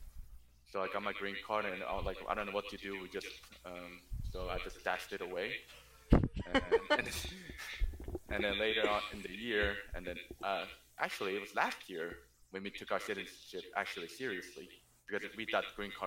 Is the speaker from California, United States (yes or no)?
yes; Ontario, California, United States; now in Hacienda Heights, United States; So I was originally from Ontario, California, and I now moved here to Hacienda Heights